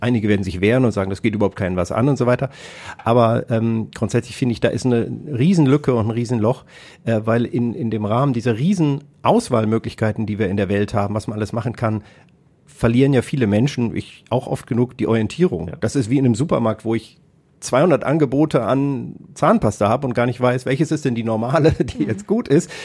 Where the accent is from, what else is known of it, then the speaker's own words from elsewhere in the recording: Kassel, Hesse, Germany; moved away; also born or lived in Hannover; ich komme ja aus Kassel ursprünglich